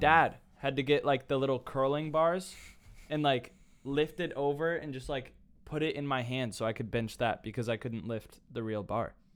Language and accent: English; Carmel, Indiana, United States; moved away as an adult; now in Nashville, United States; from Carmel, Indiana. That is my hometown.